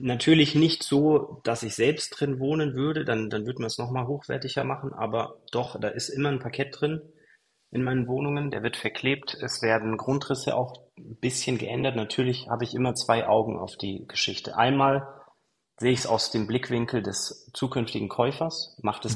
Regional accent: Kempten, Bavaria, Germany; moved away as an adult; also born or lived in Dubai / Mallorca; ich komme aus Kempten, das ist ein 80.000 Einwohner Dorf, ähm, Stadt

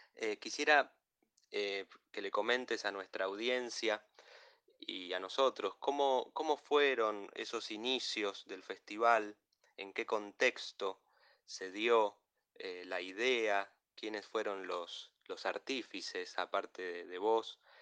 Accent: Argentina; como argentino

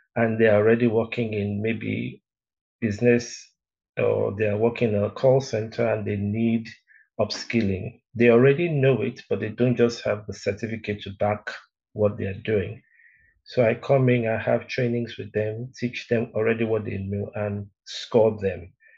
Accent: Lagos, Nigeria; also born or lived in Benin City, Edo State / Delta State; now in South Africa; my father used to work in Union Bank those days. They used to call it Barclays, Barclays Bank. I'm not so sure, but yeah. Uh, so they now transferred him from from Benin to Lagos.

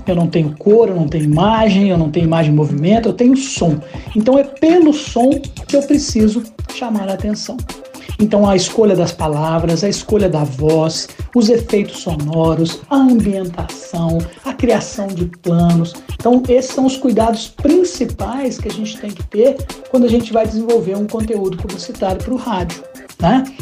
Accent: Caxambu, Minas Gerais, Brazil; moved away; also born or lived in Juiz de Fora; lá em Caxambu, minha cidade natal

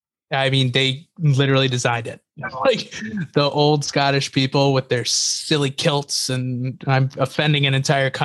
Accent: United States; as an American

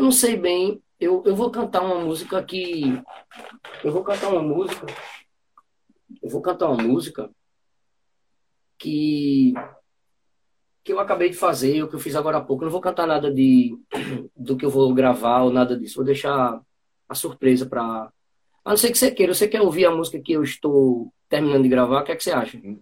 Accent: Bezerros, Pernambuco, Brazil; also born or lived in Bonito, Pernambuco; da minha terra, do, de Bezerros

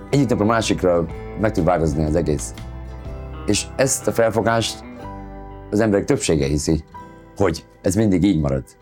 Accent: Hungary; born there; moved away; Mert turista vagyok, pedig itt születtem

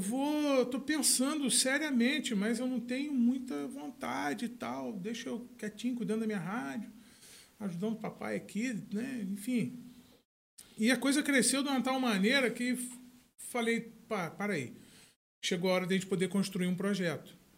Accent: Campos dos Goytacazes, Rio de Janeiro, Brazil; now in São Francisco de Itabapoana, Brazil; Você vê campos hoje, a minha cidade natal, a terra que eu amo

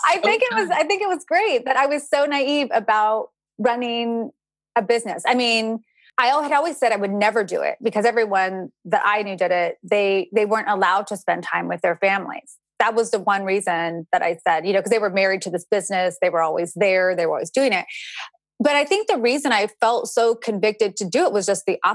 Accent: California, United States; moved away as an adult; also born or lived in Georgia; I'm originally from California. I stayed in Georgia for another year. And then after that, I moved back to my hometown in California

